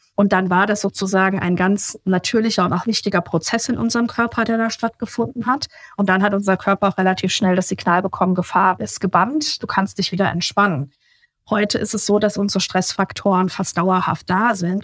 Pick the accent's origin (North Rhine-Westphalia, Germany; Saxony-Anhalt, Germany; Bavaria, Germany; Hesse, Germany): Hesse, Germany; Obertshausen; Ich lebe in der Nähe von Frankfurt, so 20 Kilometer südlich, schon fast an der bayerischen Grenze. Oberzhausen heißt der Ort.